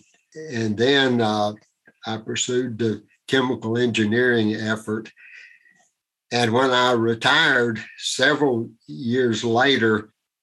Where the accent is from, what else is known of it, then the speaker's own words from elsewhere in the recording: Iredell County, near Statesville, North Carolina, United States; I grew up in rural Iredell County. That's outside of Statesville, North Carolina.